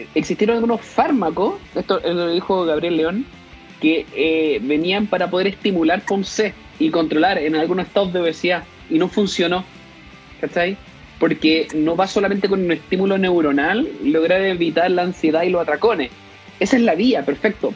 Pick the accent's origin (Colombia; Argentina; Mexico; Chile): Chile; Concepción, Biobío; Yo soy de Concepción